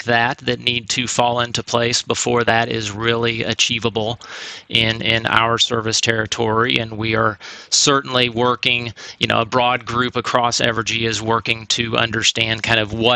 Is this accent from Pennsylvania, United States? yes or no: no; Walnut Grove, Missouri, United States; born or raised there; moved away